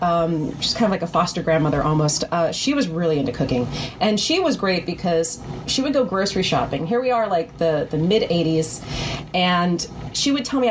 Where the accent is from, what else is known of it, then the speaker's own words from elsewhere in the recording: New York City, New York, United States; also born or lived in Condado, Puerto Rico; my mom took me back to New York when I was about, I guess around 2 years old. So I consider myself to be a New York native. So I grew up in Manhattan on the Upper West Side